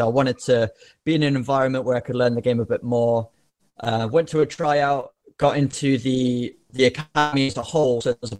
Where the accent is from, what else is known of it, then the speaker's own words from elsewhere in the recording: England, United Kingdom; So I grew up in England, just playing like every other normal lad does.